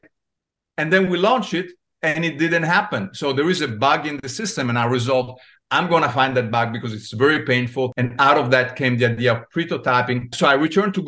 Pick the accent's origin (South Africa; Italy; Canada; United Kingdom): Italy; now in United States; I was born in Italy. I came to the US and I landed in Silicon Valley.